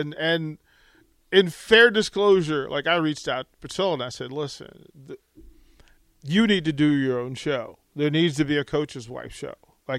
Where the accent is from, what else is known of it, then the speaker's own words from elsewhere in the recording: Washington, District of Columbia, United States; also born or lived in Utah; now in Lincoln, United States; I'm not from here either, so I had to. So I'm originally from D.C.